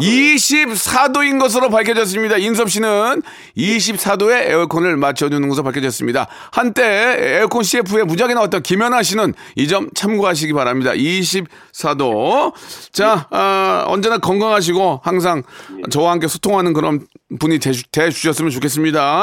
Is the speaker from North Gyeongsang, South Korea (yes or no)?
no; Gunsan, North Jeolla, South Korea; moved away; 저도 고향이 군산인데